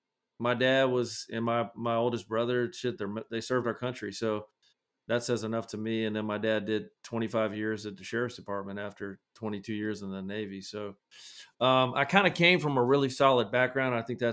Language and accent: English; Scotland, United Kingdom; You know, I grew up in Scotland, so there was a lot going on at that time in like the 80s with maybe Russia or somebody.